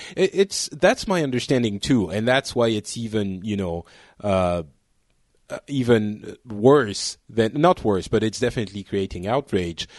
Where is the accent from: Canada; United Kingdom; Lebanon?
Lebanon; now in France; I was born in Lebanon and my parents are from, well, basically all over, uh, the world